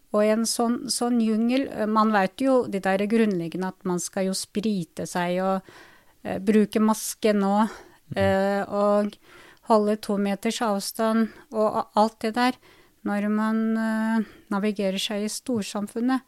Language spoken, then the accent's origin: Norwegian; Drammen, Buskerud, Norway; Jeg ble født på, i 77 ja. i, i, Drammen, så jeg kaller meg for innfødt drammenser, norsktyrker